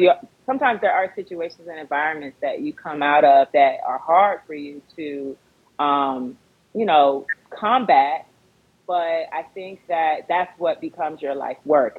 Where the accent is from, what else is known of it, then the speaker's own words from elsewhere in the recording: Fort Lauderdale, Florida, United States; also born or lived in Baltimore, Maryland; now in Los Angeles, United States; born and raised in Fort Lauderdale, Florida